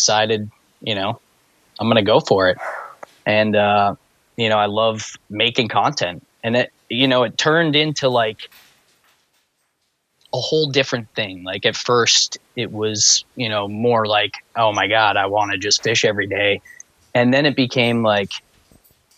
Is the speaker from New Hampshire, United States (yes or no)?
yes; New Hampshire, United States; also born or lived in Boston, Massachusetts; I was born in Boston, like right outside of the city, but I grew up in New Hampshire, and I've been bouncing back and forth my whole life